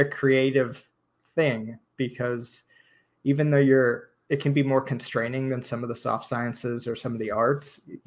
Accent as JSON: {"language": "English", "town": "Chicago", "region": "Illinois", "country": "United States", "also_born_or_lived": "Texas", "moved": "as an adult", "lives_now": "College Station, United States", "said": "I'm actually from Chicago"}